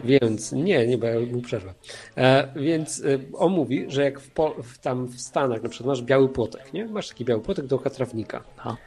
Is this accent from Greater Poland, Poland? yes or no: no; Silesian Voivodeship, Poland; ja jestem ze Śląska, tu, tu wszystko stary jest na wungiel